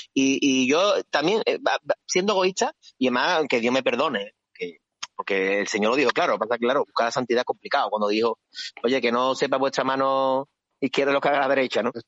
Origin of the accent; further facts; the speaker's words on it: Seville, Andalusia, Spain; las cofradías somos sevillanos y somos, por cierto, una, gran parte de la población de Sevilla